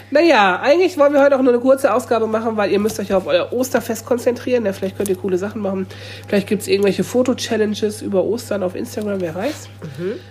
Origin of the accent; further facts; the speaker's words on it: Lower Saxony, Germany; ich komme ja nicht von hier. Ich bin ja Niedersachse. Ich bin hier eine Person mit Migrationshintergrund.